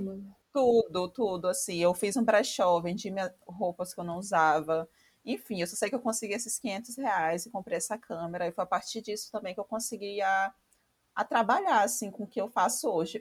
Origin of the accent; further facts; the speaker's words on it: Maranhão, Brazil; eu sou maranhense